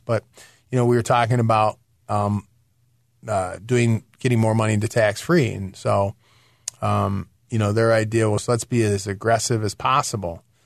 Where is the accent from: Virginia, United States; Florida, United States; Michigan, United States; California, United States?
Michigan, United States; moved away; I'm from Michigan originally